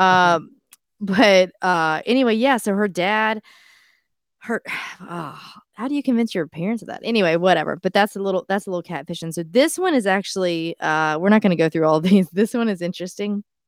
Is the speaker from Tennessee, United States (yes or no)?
yes; Tennessee, United States; I'm from Tennessee